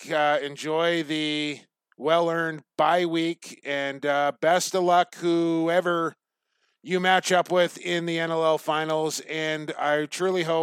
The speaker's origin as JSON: {"language": "English", "town": "Coquitlam", "region": "British Columbia", "country": "Canada", "tie": "born or raised there", "said": "my hometown of Coquitlam"}